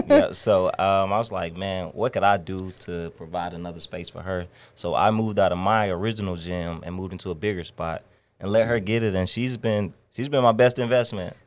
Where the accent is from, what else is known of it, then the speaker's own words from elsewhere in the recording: Stone Mountain, Georgia, United States; also born or lived in Chicago; now in Atlanta, United States; I'm from Stone Mountain, Georgia